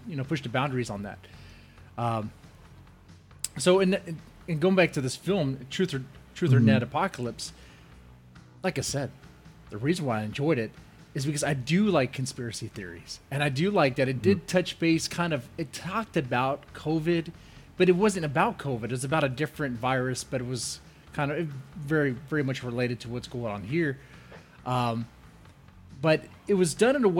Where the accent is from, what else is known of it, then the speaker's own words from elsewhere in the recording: United States; as an American